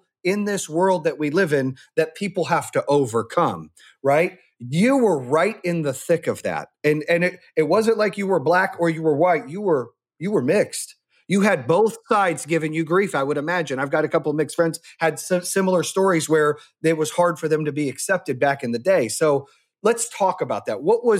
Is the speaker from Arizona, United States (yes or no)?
yes; Arizona, United States; also born or lived in North Carolina; I've had a lot of friends, you know, growing up in Arizona and North Carolina, I've had a lot of diverse friends along the way, right?